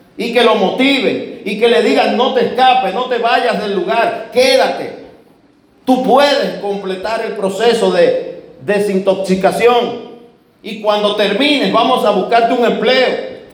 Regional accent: Dominican Republic

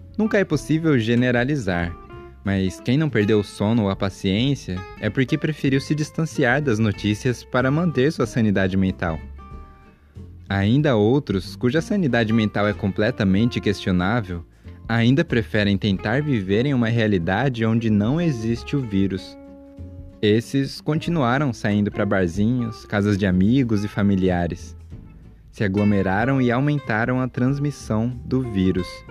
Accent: Brazil; nascido e encarnado em um brasileiro

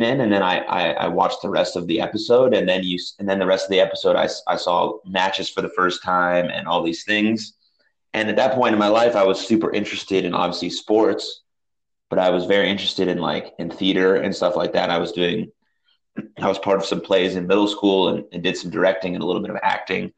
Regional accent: San Francisco, California, United States; when I was growing up in San Francisco

